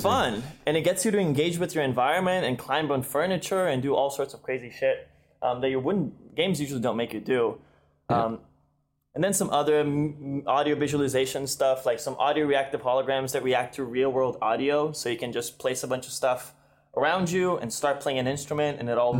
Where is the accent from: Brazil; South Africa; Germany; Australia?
Brazil; moved away as an adult; now in United States; I was from Brazil